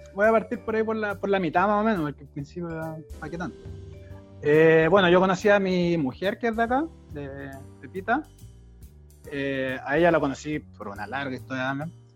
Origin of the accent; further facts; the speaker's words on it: Chile; moved away as an adult; now in Germany; no estudié porque vengo de Chile